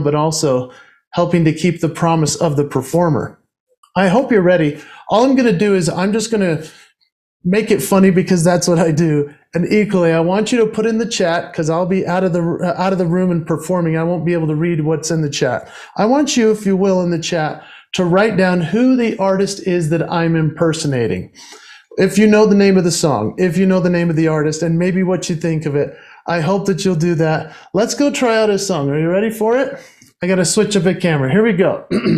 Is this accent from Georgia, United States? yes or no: no; Utah, United States; my home state of Utah in the United States